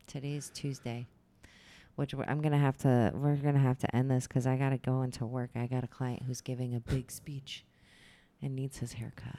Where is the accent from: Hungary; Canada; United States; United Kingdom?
United States; Michigan; moved away; growing up in Michigan